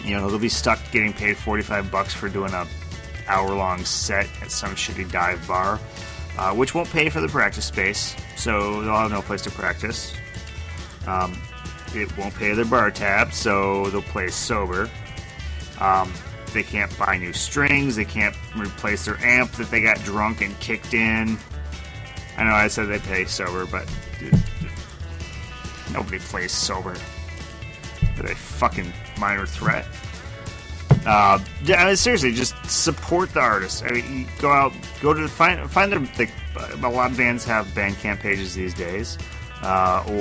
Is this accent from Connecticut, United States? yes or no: no; Rochester, Minnesota, United States; I grew up in Rochester